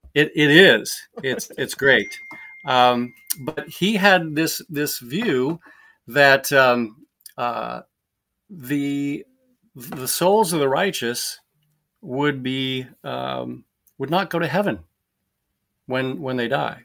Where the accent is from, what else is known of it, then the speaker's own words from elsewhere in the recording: Nebraska, United States; moved away as an adult; also born or lived in Orlando, Florida; I was born in Nebraska, raised there, and, uh, went to school there, went to college there